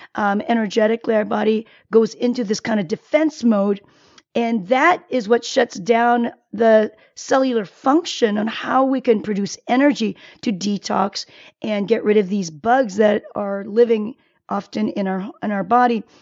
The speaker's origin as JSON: {"language": "English", "country": "South Korea", "tie": "born or raised there", "moved": "yes", "said": "I was born in Korea"}